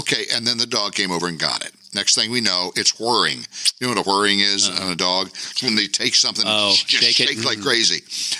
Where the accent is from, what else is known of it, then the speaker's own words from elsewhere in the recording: Memphis, Tennessee, United States; In Memphis, I didn't have any pets.